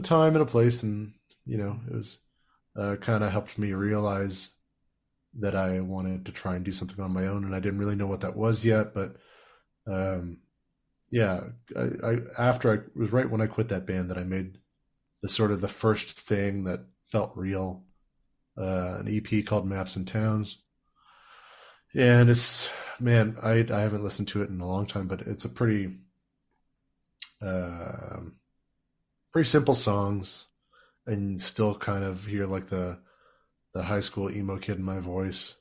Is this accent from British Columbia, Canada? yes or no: no; Saskatoon, Saskatchewan, Canada; now in Ontario, Canada; growing up in Saskatoon